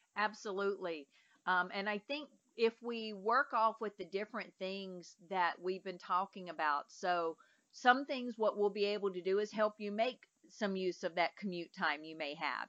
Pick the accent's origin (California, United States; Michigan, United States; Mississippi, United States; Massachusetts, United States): Mississippi, United States; I'm from Mississippi